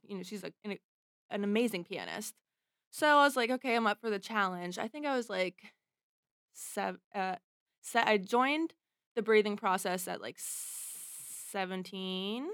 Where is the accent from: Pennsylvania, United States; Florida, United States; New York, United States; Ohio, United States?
Pennsylvania, United States; Pittsburgh; I grew up in Pittsburgh